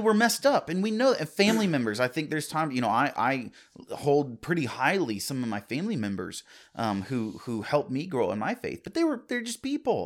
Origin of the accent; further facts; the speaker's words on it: United States; as American citizens